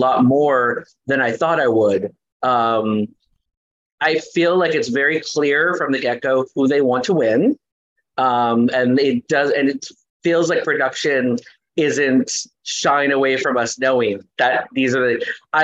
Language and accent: English; Los Angeles, California, United States; I grew up in East Los Angeles.